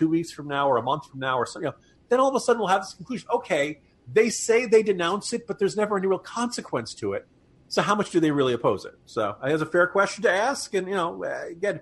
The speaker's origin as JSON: {"language": "English", "region": "Virginia", "country": "United States", "said": "my home state"}